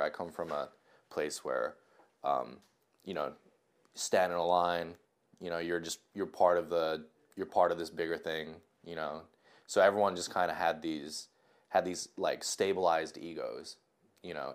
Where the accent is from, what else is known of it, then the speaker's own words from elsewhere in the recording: Japan; moved away; I'm from Japan. Uh, I just moved here.